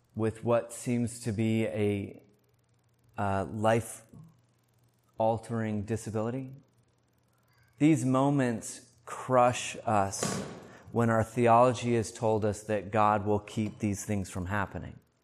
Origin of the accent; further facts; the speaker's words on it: United States; moved away; I grew up in the States